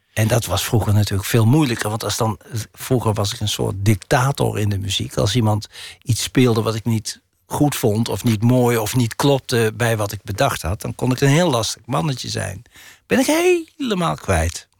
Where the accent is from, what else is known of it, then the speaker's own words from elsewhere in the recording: North Brabant, Netherlands; accent: Brabantse tongval; Ik heb een Brabantse tongval